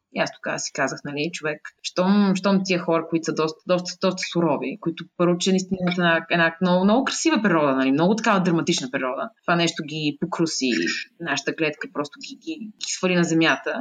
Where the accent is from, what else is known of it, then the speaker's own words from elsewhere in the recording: Sofia, Sofia City, Bulgaria; Родена съм в София, а, живяла съм в София през по-голямата част от живота си